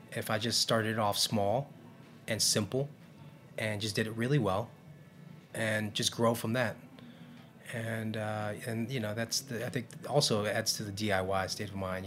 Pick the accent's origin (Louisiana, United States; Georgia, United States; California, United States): California, United States; now in New York, United States; Vietnamese tradition and growing up in California